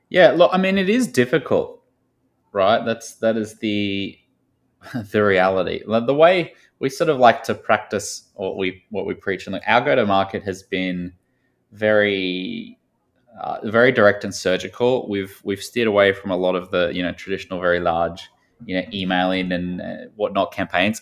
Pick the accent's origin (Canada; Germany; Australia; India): Australia; moved away as an adult; also born or lived in Sydney / Chicago; now in New York, United States; I grew up, uh, a little bit south of the U S and, and to the right in a small town in Australia